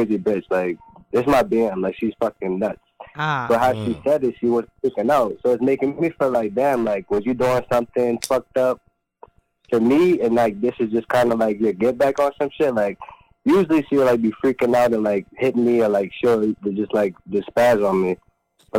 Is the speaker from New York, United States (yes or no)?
no; New Orleans, Louisiana, United States; I'm from New Orleans